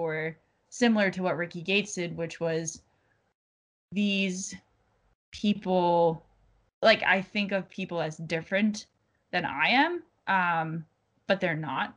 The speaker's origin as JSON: {"language": "English", "region": "New England", "country": "United States", "also_born_or_lived": "Florida", "moved": "as an adult", "said": "I'm from the New England originally"}